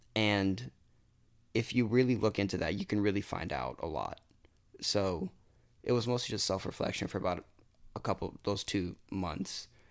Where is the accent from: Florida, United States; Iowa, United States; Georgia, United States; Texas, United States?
Florida, United States; Lake Mary; also born or lived in Hialeah, Miami; I lived there until I was about five, and then we moved up to Lake Mary